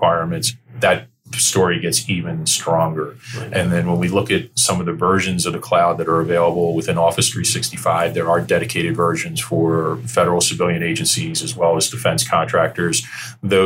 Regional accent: New Jersey, United States; now in Northern Virginia, United States; I grew up in South Jersey at the shore

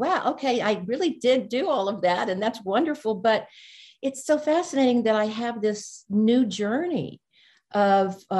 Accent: Orange, Texas, United States; also born or lived in Monroe, Louisiana / Austin, Texas; I was born in Monroe, Louisiana. And when I was 6 years old, we moved to Orange, Texas, which is East Texas, right in the Louisiana border. So I grew up there

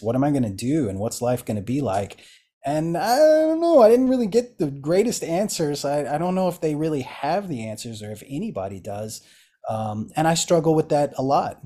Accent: eastern Kentucky, United States; moved away; I grew up in Appalachian Kentucky, uh, s, eastern Kentucky

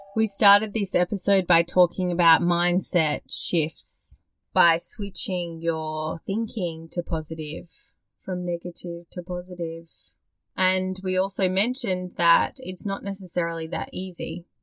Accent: Australia; born or raised there

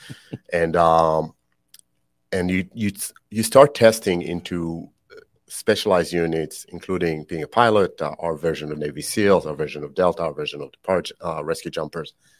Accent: Israel; also born or lived in Canada; now in United States; born and raised in Israel, um, I always joke that that's why I speak funny.

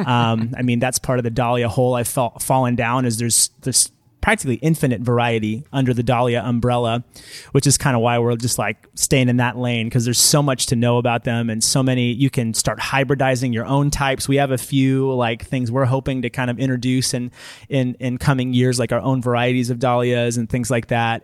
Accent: Fremont, California, United States; also born or lived in Oakland, California / Davis, California / Benicia, California; I was born over in Oakland, uh, and my family, we moved here to Niles when I was five. and, uh, spent my childhood here

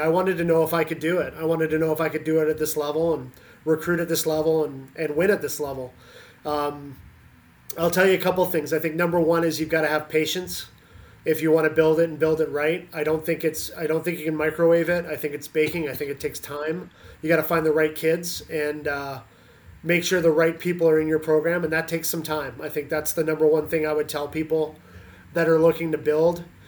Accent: Canada; moved away as an adult; also born or lived in Pennsylvania, United States; now in Indiana, United States; I grew up in Canada, uh, played with the national team program in Canada

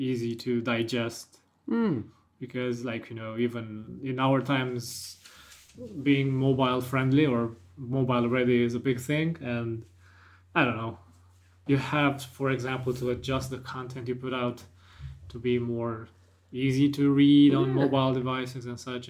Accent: Romania; from my hometown to the capital of Romania, Bucharest

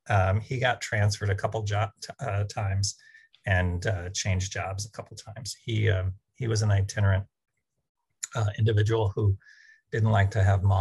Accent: Chamblee, Georgia, United States; also born or lived in Atlanta; I was born in Atlanta, Georgia, but the first house was in a small suburb called Chamblee.

